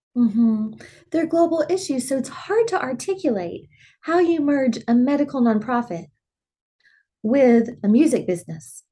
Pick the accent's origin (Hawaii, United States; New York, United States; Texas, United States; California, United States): Texas, United States; Dimmitt; growing up in Dimmitt, they had shows that you could perform